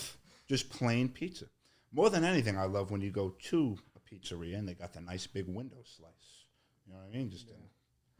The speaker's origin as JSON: {"language": "English", "town": "New York City", "region": "New York", "country": "United States", "said": "I'm from Staten Island."}